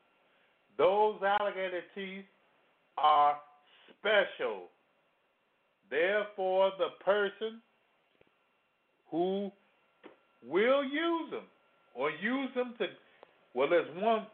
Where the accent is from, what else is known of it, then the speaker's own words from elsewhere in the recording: Louisiana, United States; I come from Louisiana